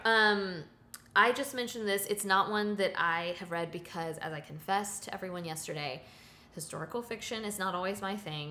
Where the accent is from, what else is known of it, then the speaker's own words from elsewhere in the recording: the South, United States; As a Southerner, uh, lifelong Southerner living here